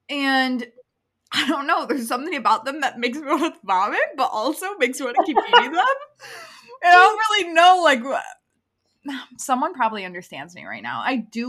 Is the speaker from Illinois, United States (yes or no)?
yes; Chicago, Illinois, United States; accent: Chicago; I shook off my Chicago accent.